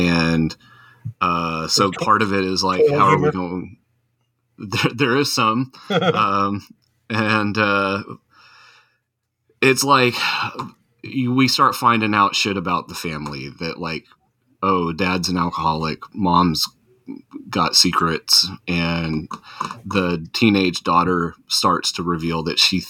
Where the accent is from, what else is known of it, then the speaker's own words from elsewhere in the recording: Tornado Alley, United States; I grew up in Tornado Alley